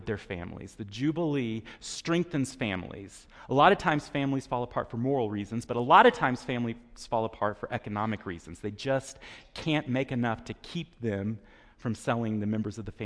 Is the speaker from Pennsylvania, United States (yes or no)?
no; Texas, United States; moved away; When I was a child growing up in Texas